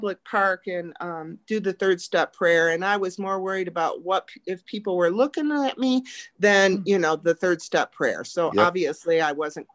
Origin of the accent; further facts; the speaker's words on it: the North, United States; moved away as an adult; also born or lived in Texas; I'm from the north